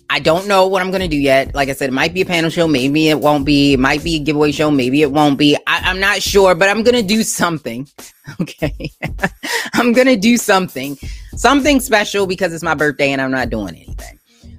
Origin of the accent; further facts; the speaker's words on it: Baltimore, Maryland, United States; Growing up in Baltimore, I appreciate you being here.